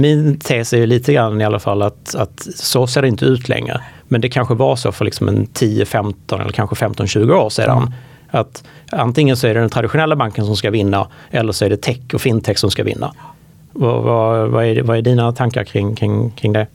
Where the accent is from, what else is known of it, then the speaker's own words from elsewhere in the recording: Sweden; som svensk